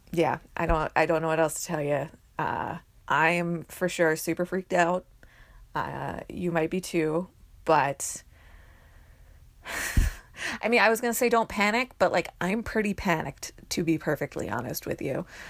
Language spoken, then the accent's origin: English; New Jersey, United States; I'm from New Jersey